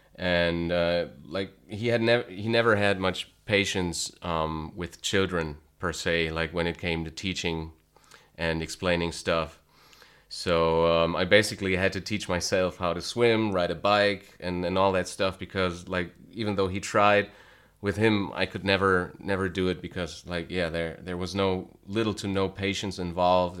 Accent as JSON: {"language": "English", "region": "North Rhine-Westphalia", "country": "Germany", "tie": "born or raised there", "also_born_or_lived": "Cologne", "said": "I was born, uh, and then later raised in, um, a small town in North Rhine-Westphalia, which is in the west of Germany"}